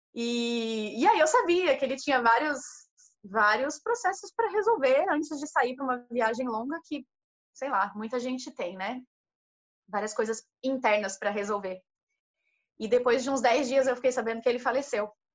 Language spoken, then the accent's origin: Portuguese; Brazil; sou do Brasil, e que o pessoal já adora, né? No caso, é, sou brasileira